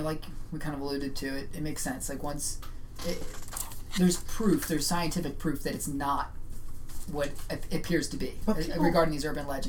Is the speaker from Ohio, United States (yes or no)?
no; New Jersey, United States; When I was growing up in New Jersey